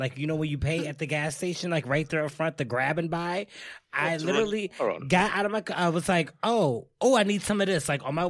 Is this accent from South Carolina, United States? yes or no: no; Wisconsin, United States; moved away; I'm from Wisconsin. It is the cheese capital